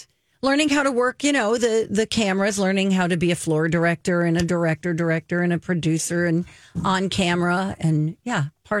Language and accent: English; New Jersey, United States; moved away as an adult; also born or lived in Georgia; I moved away from home. I moved from New Jersey to Georgia